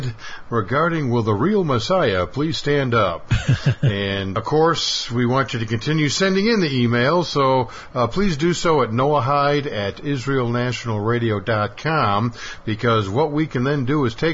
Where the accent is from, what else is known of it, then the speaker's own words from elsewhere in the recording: Chicago, Illinois, United States; moved away; I'm originally from Chicago, and it's kind of funny. When I was a boy, a young lad, my father was a printer